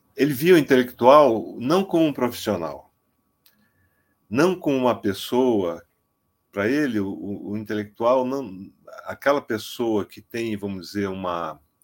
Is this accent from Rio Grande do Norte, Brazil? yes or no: no; Amazonas, Brazil; eu sou amazonense, eu conheço esses estereótipos desde a minha infância